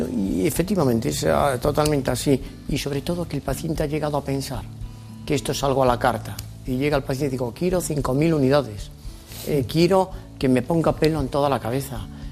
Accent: Lugo, Galicia, Spain; born or raised there; accent: gallego; now in Madrid, Spain

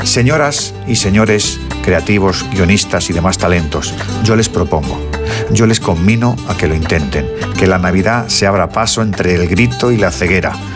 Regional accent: Spain; en esto sí que somos unánime los españoles

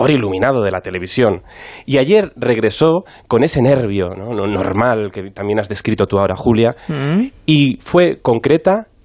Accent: Cantabria, Spain; yo soy de Cantabria

